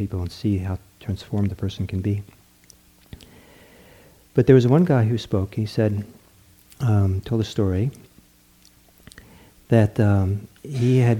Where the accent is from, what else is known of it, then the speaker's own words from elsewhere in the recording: Norway; moved away; back in the country I was born in Norway